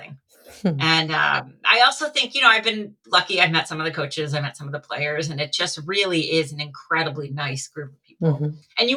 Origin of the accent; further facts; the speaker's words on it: Connecticut, United States; moved away as an adult; now in California, United States; I grew up in Connecticut, so I grew up watching the UConn Huskies